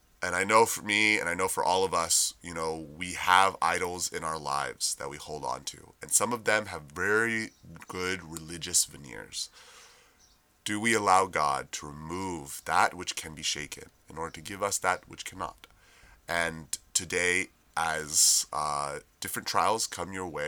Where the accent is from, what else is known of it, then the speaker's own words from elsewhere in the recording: United States; we as American citizens